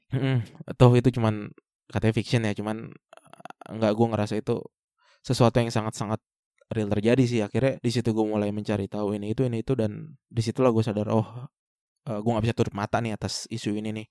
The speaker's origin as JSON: {"language": "Indonesian", "town": "Bekasi", "region": "West Java", "country": "Indonesia", "tie": "born or raised there", "said": "akhirnya kita decide untuk pulang ke Bekasi"}